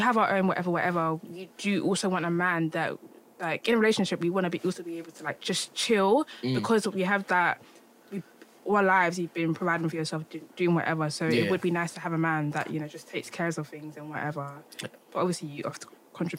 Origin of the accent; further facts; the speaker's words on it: London, United Kingdom; I was brought up in London, because certain things that African mentality is not... I don't have it because I wasn't born and raised in Ghana.